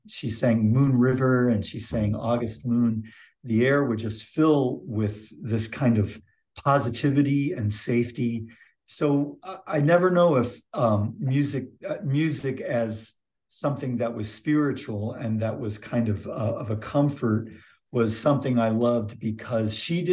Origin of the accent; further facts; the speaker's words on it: Michigan, United States; moved away as an adult; also born or lived in Santa Cruz, California; now in Clemmons, United States; I moved from Michigan, where I grew up, to Santa Cruz, California.